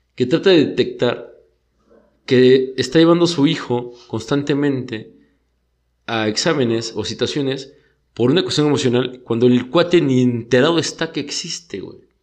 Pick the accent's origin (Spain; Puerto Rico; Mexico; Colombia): Mexico; Somos bien bullying como sociedad mexicana